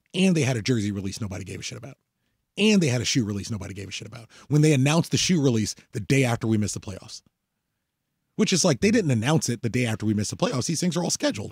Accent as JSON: {"language": "English", "country": "United States", "said": "I'm an American"}